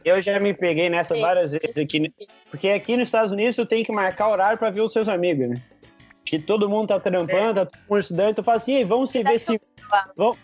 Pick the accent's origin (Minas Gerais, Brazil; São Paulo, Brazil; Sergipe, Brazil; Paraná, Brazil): Minas Gerais, Brazil; eu sou mineiro